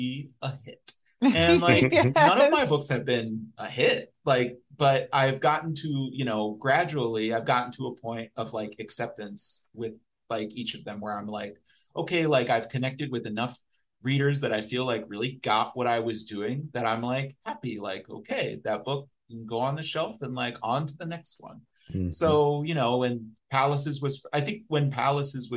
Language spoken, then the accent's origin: English; Dayton, Ohio, United States; I'm from Dayton.